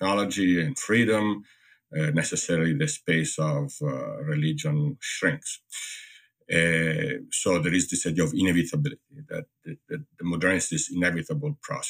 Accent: Italy; moved away as an adult; now in United States; growing up in Italy and then living in the US

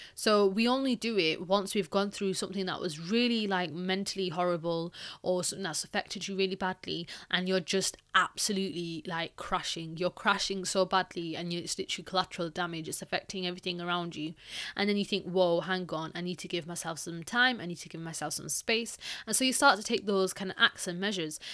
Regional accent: Pakistan; I'm Pakistani

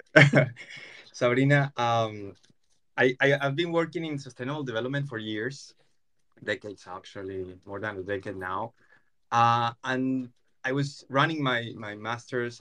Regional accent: Colombia; I'm Latin American, I'm Colombian

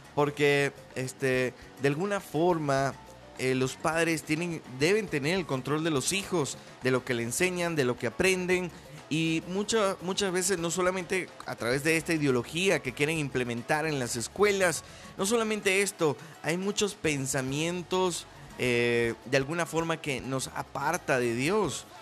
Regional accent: Venezuela; now in Mexico; soy de Venezuela, pero también ya soy más mexicano que pues que el Chile

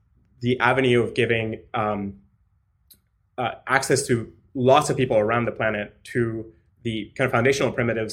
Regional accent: Mexico; moved away; also born or lived in Latin America / United States; I was born in Mexico, and so I grew up in Latin America

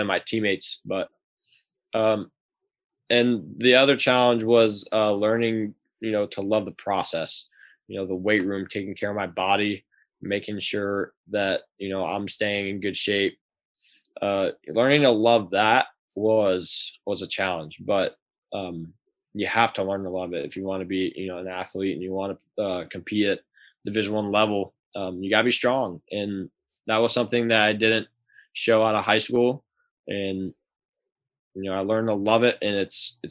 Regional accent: Columbus, Ohio, United States; moved away as an adult; I'm from Columbus

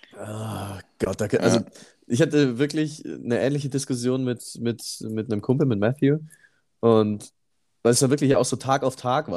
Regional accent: Immenstadt, Bavaria, Germany; moved away; ich habe da noch in meinem, ähm, äh, in meinem Geburtsort gewohnt in Immenstadt und in meiner Siedlung damals

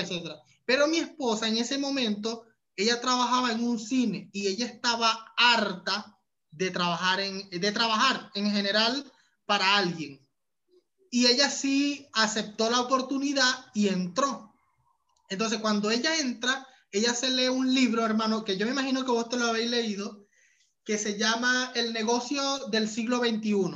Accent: Venezuela; moved away as an adult; also born or lived in Panama; hasta que emigré de Venezuela. Cuando llegué a, a Panamá

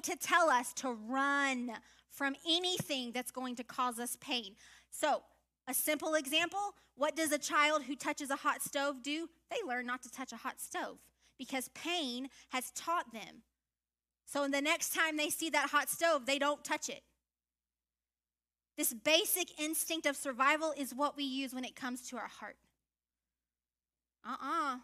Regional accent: Louisiana, United States; I'm from Louisiana, y'all, so I think about swamps. I'm not that kind of Louisiana girl, but I am a Louisiana girl.

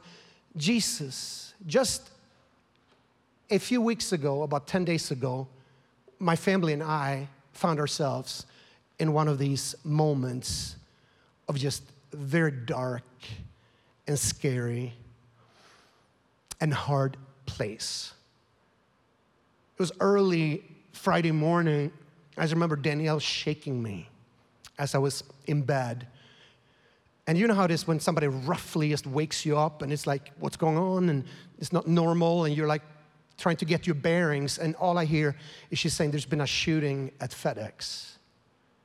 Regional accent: Sweden; now in United States; I'm born and raised in Sweden.

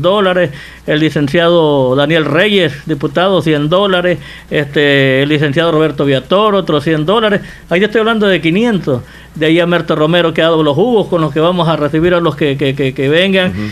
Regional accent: El Salvador; como decimos salvadoreño

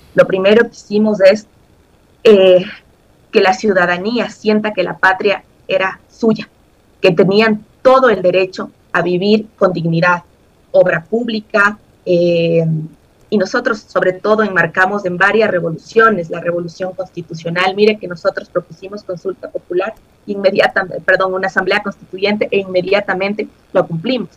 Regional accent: Ecuador; como ecuatorianos

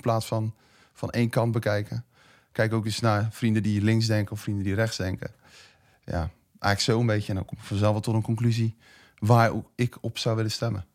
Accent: De Lier, South Holland, Netherlands; moved away as an adult; now in Schipluiden, Netherlands; ik eh, ben wel geboren en getogen in de Lier. Dus ik voel me ook wel echt Westlander

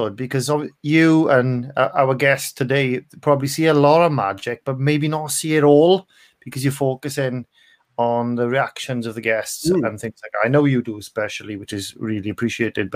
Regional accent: Bridgend, Wales, United Kingdom; moved away as an adult; also born or lived in Aberdeen; I'm from Bridgend originally

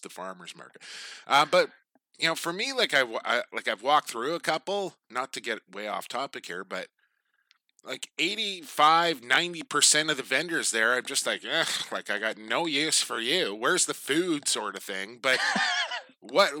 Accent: Coquitlam, British Columbia, Canada; my hometown of Coquitlam

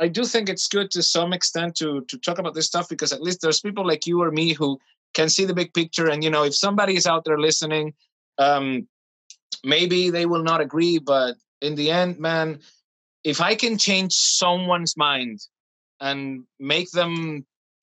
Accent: Venezuela; now in Germany; I'm from Venezuela

